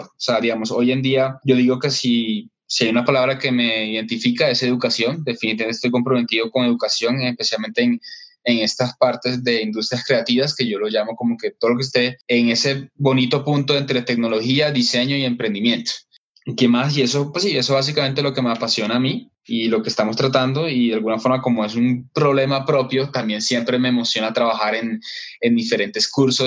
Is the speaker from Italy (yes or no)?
no; Barranquilla, Atlántico, Colombia; now in Bogotá, Colombia; yo estoy en Bogotá, soy, aunque soy de Barranquilla, de la costa, pero estoy acá en Bogotá hace como ya 10